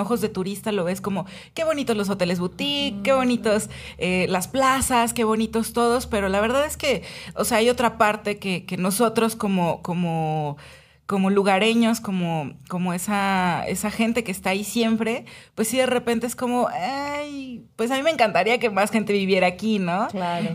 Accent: Puebla, Mexico; Yo soy muy poblana, no soy engreída, pero sí soy de, de la ciudad

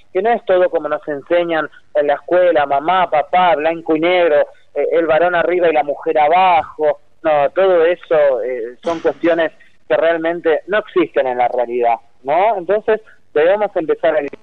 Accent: San Justo, Buenos Aires Province, Argentina; yo vivo justamente a unas cuadras de la Ruta 3, soy de San Justo, de Loma del Mirador precisamente

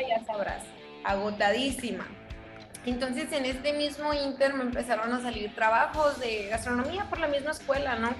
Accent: Hermosillo, Sonora, Mexico; moved away as an adult; Yo soy de Hermosillo, Sonora, súper mega orgullosa de la tierra que me vio nacer.

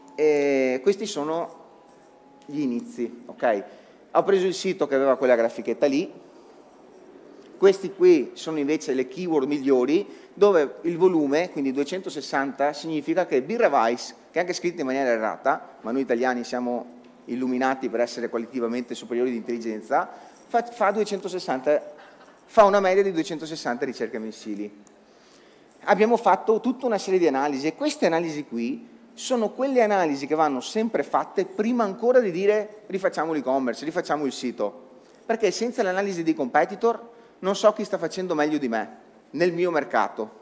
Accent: Veneto, Italy; sono veneto

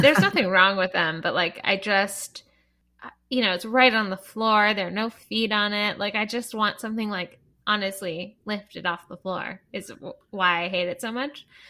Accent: Canada; I'm Canadian

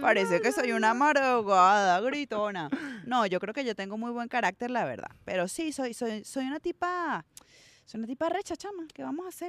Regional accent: Venezuela; moved away; vengo de Venezuela

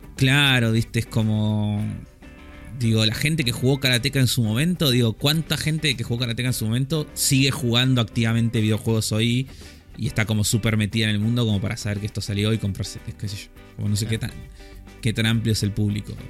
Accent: Argentina; nuestro acento

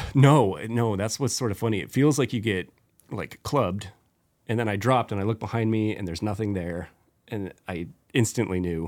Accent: Spokane, Washington, United States; at eighteen, I was like, "I'm leaving Spokane and I'm never gonna live there again

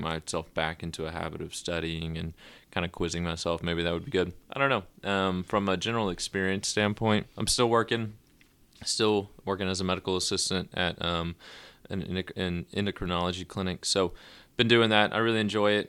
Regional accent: Nashville, Tennessee, United States; moved away as an adult; also born or lived in Rome, Georgia; born and raised in Nashville

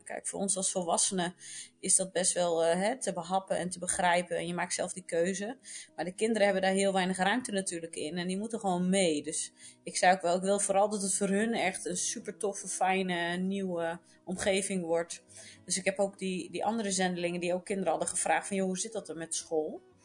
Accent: Netherlands; moved away as an adult; now in Portugal; wij als Nederlanders zijn dat niet gewend

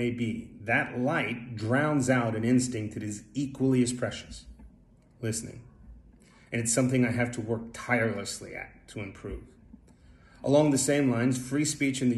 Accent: Texas, United States; moved away as an adult; the foundation of my mentality was laid a long time ago in the Lone Star State

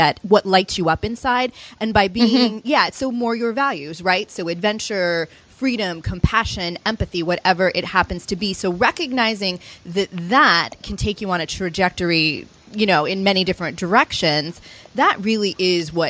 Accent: Chicago, Illinois, United States; I'm from Chicago

